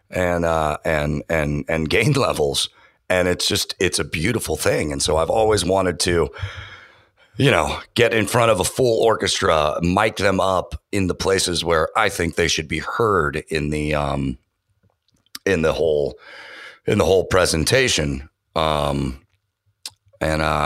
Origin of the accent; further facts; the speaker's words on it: San Francisco Bay Area, California, United States; I grew up on FM radio in the San Francisco Bay Area